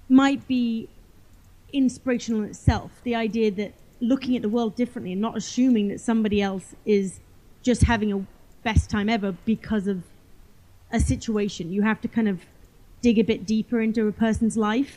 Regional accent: England, United Kingdom; I grew up in England and we had some land on our property

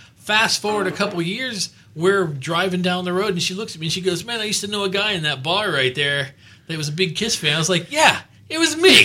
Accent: Miami, Florida, United States; moved away; I'm from Miami original, originally

